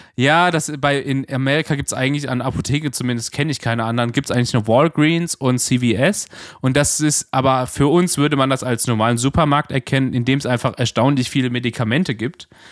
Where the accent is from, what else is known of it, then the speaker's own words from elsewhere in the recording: Germany; als Deutscher